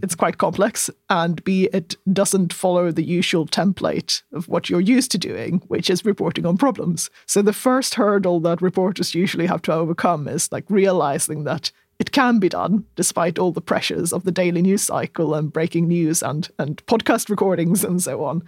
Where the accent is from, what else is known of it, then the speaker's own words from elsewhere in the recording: southern Sweden, Sweden; I'm such a southerner